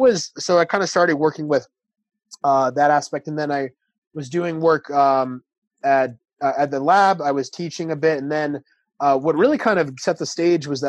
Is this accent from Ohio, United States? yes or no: no; New York City, New York, United States; I'm from New York City.